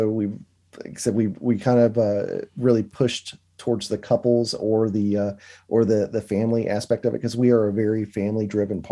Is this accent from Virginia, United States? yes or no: yes; Danville, Virginia, United States; We're from South Virginia area called Danville, right on the North Carolina line in Pennsylvania County